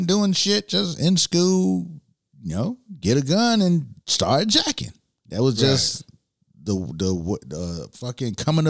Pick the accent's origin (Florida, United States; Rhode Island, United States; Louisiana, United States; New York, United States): Florida, United States; Miami; You know, I like to talk about Miami because I'm from Miami. Mm-hmm. But I grew up in a time where the jacking season became a real fucking thing.